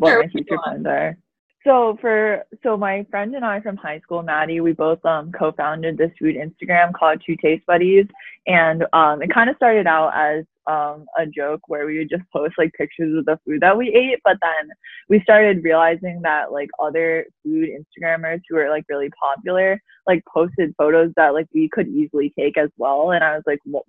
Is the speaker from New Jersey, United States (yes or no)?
yes; New Jersey, United States; now in Boston, United States; we are both from New Jersey.